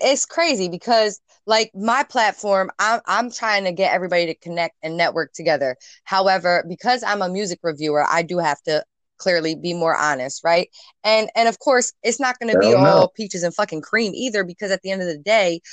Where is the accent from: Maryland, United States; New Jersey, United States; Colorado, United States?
New Jersey, United States; I'm from New Jersey. We're from New Jersey